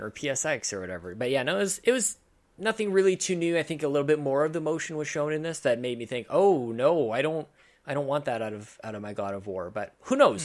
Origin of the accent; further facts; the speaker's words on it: Canada; as a Canadian